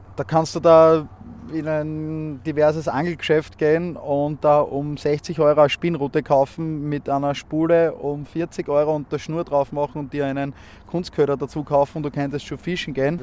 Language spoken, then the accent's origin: German; Graz, Styria, Austria; aus Graz, bin 30 Jahre alt